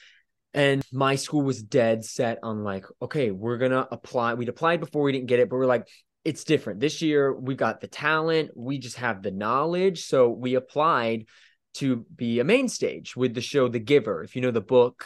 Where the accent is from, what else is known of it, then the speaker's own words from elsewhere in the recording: Florida, United States; So I grew up in Florida.